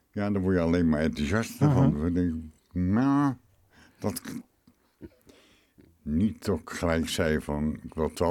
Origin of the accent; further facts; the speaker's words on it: Rotterdam, South Holland, Netherlands; en ik ben een Rotterdammer.